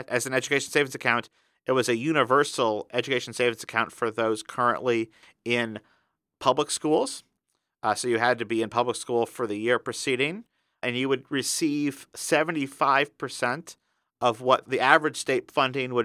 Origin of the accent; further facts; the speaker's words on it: Indiana, United States; my home state of Indiana